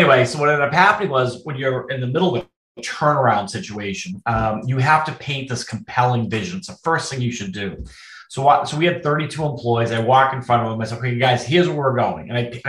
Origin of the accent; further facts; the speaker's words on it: Boston, Massachusetts, United States; moved away; I'm from Boston originally